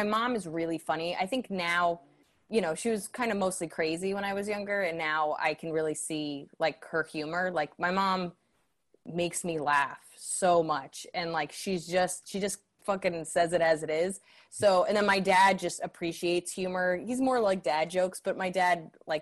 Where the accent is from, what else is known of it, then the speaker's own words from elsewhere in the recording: New Jersey, United States; moved away as an adult; also born or lived in Bronx, New York; now in New York, United States; I was in Central Jersey from 1 to 18.